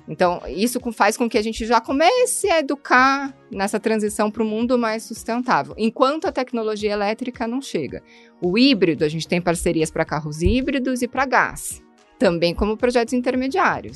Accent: Curitiba, Paraná, Brazil; sou curitibana

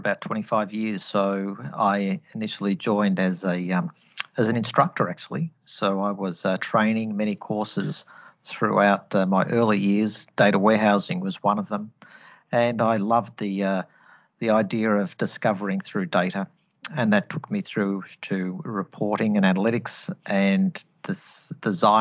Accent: Australia; accent: Australian twang; I'm Australian born and bred, hence the accent. So apologies if you are hearing an Australian twang coming through the line here.

